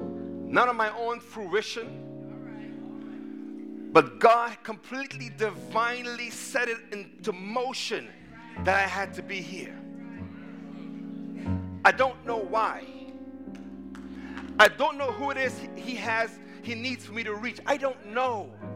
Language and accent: English; East Coast, United States; I'm going to be honest. I'm from the East Coast. And I wrestled with the idea.